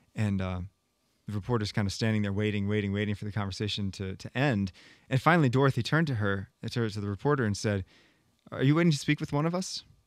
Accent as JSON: {"language": "English", "country": "United States", "said": "as an American"}